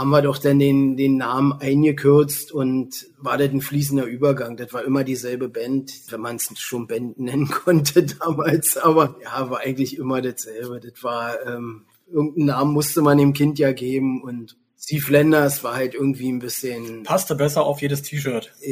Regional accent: Potsdam, Brandenburg, Germany; born or raised there

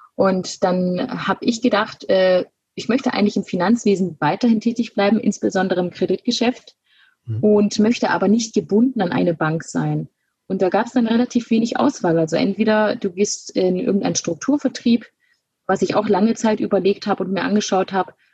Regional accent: Günzburg, Bavaria, Germany; now in Munich, Germany; bin geboren in Günzburg, das liegt zwischen Ulm und Augsburg und ähm, habe dort die Sparkassenausbildung gemacht von 2012 bis 2015 und bin relativ schnell nach der Ausbildung dann nach München gezogen

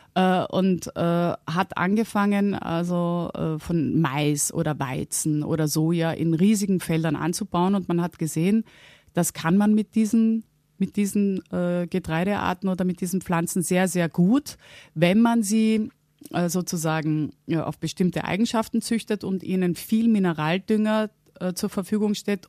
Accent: Vienna, Austria; also born or lived in Halle (Westfalen), Germany; bin dann nach einer Woche mit meiner Mutter mit, wieder nach Wien gegangen und bin dort aufgewachsen

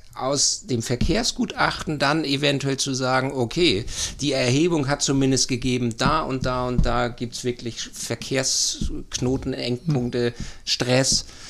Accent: Uetersen, Schleswig-Holstein, Germany; moved away as an adult; also born or lived in Seestermühe / Hamburg; now in St. Peter-Ording, Germany; Ich bin gebürtiger Uetersener, die Rosenstadt Uetersen in der Baumschulgegend

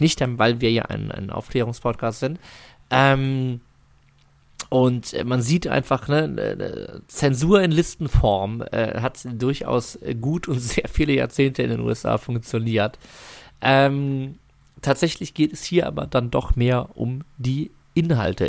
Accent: Germany; wir als Deutsche

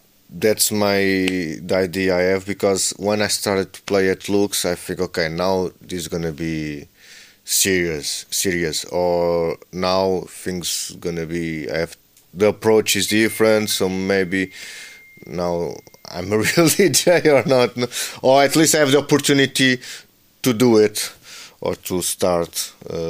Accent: Lisbon, Portugal; I'm born and raised in Lisbon

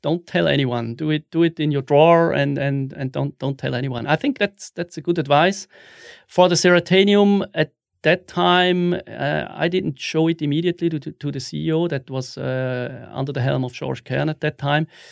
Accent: Wil, St. Gallen, Switzerland; also born or lived in Zurich; I was born in, in Wiel, which is a, a small city in the canton of Sankt Gallen

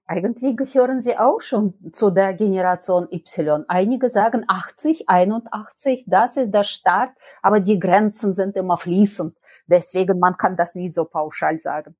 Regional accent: Nizhny Novgorod, Nizhny Novgorod Oblast, Russia; German is a second language; moved away as an adult; also born or lived in Bielefeld, Germany; now in Cologne, Germany; Nizhny Novgorod in Russland an der Wolga, ganz weit, also 3000 Kilometer von hier und deswegen bin ich auch eine Fremde, sowohl in Deutschland als auch in Bielefeld.

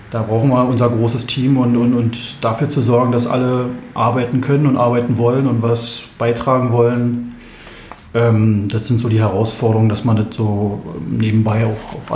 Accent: Berlin, Germany; now in Bernau, Germany; Und ähm, wir sind hier aus Berlin hergezogen mit meinen Eltern zusammen

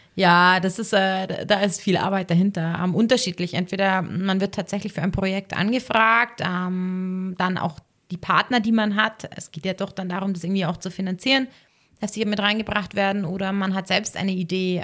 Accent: Ohlstadt, Bavaria, Germany; moved away as an adult; also born or lived in Innsbruck / Munich; ich komme ja ursprünglich aus Ohlstadt, ähm, aber für mich war das da, der Landkreis Garmisch-Partenkirchen, immer meine Heimat

